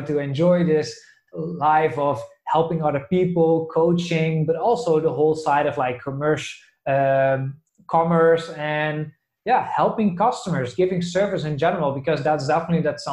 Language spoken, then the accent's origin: English; south of the Netherlands, Netherlands; moved away; I'm from the Netherlands originally